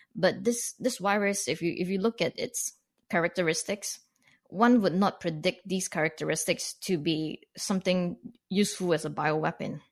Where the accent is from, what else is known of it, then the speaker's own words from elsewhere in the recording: Canada; as a non-American, as a Canadian looking in on this